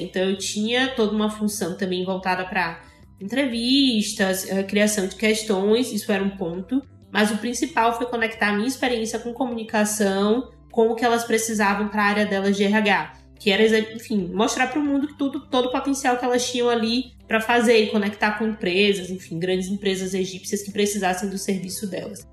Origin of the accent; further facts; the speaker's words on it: Salvador, Bahia, Brazil; moved away as an adult; now in Egypt; Sou soteropolitana, tenho 24 anos